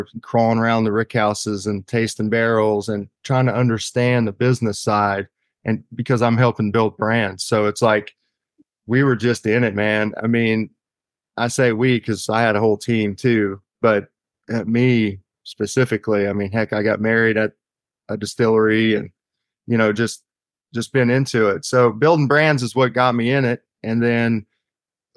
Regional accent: Eastern Kentucky, United States; born and raised in Kentucky.

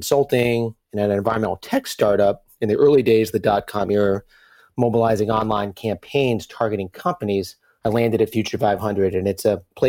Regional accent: Brooklyn, New York, United States; I grew up in Brooklyn, New York, and was truly an urbanite who didn't learn to drive until my mid-20s.

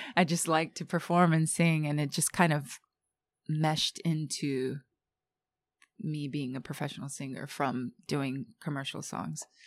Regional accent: Japan; also born or lived in New York; I was born and raised in Japan

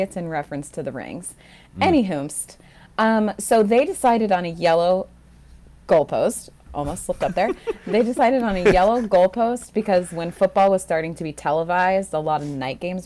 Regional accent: New England, United States; we're all from New England here

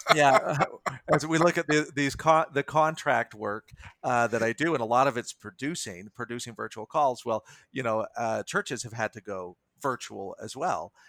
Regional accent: United States; I am an American, I am a citizen of the world.

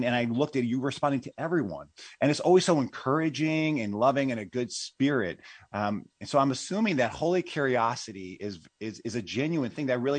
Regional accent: Illinois, United States; I'm an Illinoian

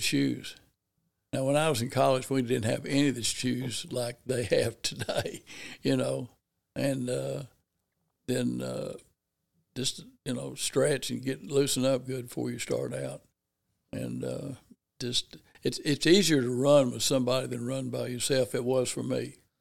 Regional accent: Paragould, Arkansas, United States; growing up in Paragould, basically just, you know, as he, as a child

